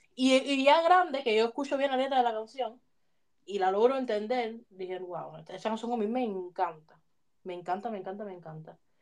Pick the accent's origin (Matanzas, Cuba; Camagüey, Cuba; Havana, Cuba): Havana, Cuba; moved away; yo oía música cuando niña en Cuba